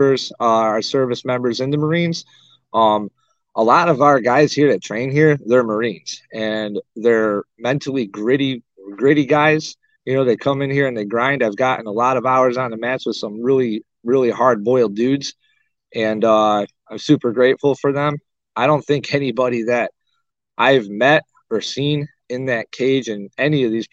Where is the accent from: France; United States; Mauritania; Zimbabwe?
United States; Arcade, New York; moved away; also born or lived in Springville, New York / Cheektowaga, New York; I was born in Springville, raised in West Valley, Arcade